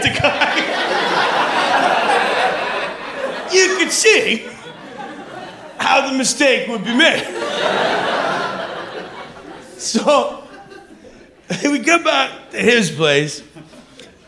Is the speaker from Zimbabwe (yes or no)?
no; Vancouver, British Columbia, Canada; moved away as an adult; also born or lived in Montreal, Canada; I moved from Vancouver, Canada, to Montreal, Canada